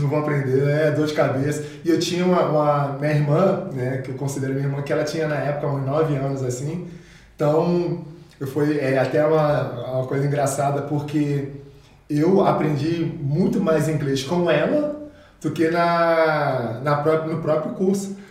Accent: Rio de Janeiro, Brazil; also born or lived in Carbondale, Illinois, United States; now in Caxias do Sul, Brazil; minha realidade ali na, na comunidade ali do Rio

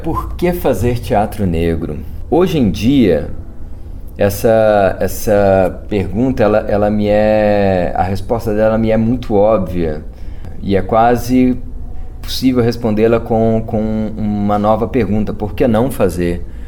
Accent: Belo Horizonte, Minas Gerais, Brazil; lá na, na região de Venda Nova, onde eu nasci, estou inserido até hoje

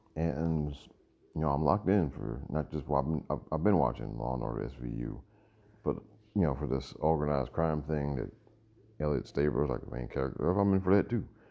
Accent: New York, United States; I was born in New York

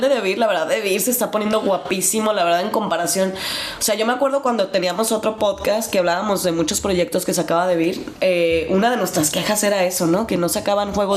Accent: Mexico; now in Germany; nosotros como buenos mexicanos

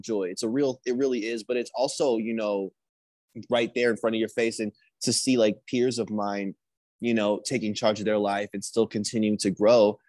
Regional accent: Indianapolis, Indiana, United States; moved away as an adult; now in California, United States; I'm from Indianapolis. I'm a Midwestern boy

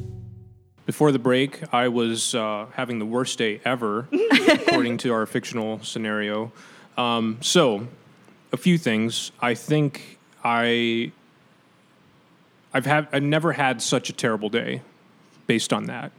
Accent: Taiwan; moved away; I'm from Taiwan.

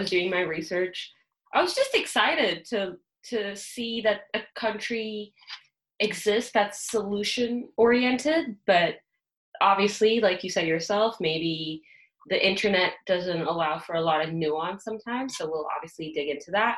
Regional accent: India; now in Canada; And I'm from India. I've spent many, many years of my life there

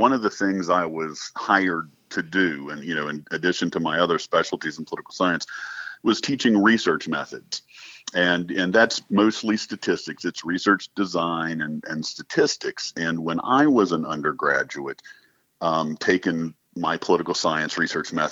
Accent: North Carolina, United States; I grew up in North Carolina, and my wife grew up in Charlotte, just across the border.

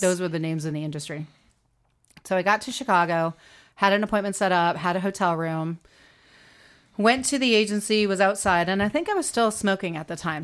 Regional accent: Canada; moved away as an adult; also born or lived in Toronto / New York; being Canadian

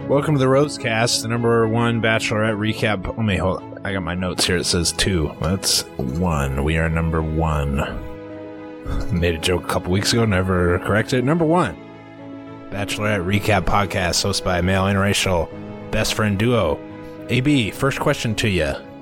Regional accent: Iowa, United States; we're from Iowa

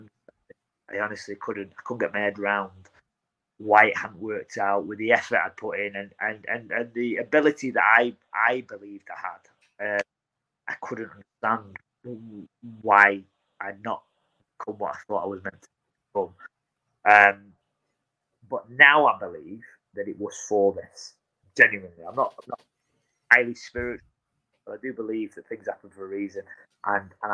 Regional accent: Blackpool, North West England, United Kingdom; That's my hometown

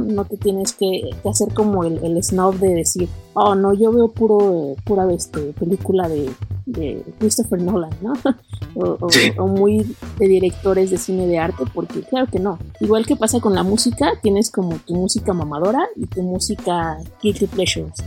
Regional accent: Mexico; nos unió como mexicanos

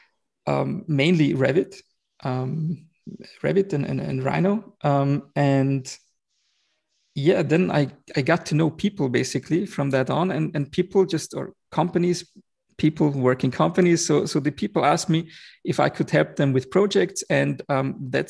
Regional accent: Vienna, Austria; I was born and raised in Vienna, in Austria, in the heart of Europe.

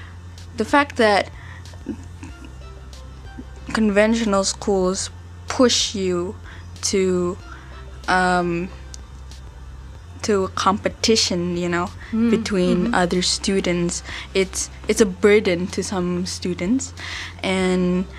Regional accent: Jakarta, Indonesia; I come from Jakarta

